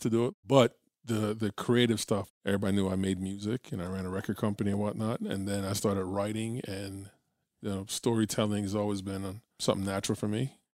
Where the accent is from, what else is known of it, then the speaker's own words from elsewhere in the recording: Florida, United States; I'm from Florida